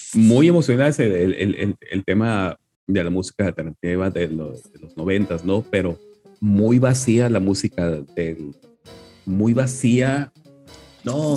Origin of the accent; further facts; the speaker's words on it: Culiacán, Sinaloa, Mexico; yo vengo de Culiacán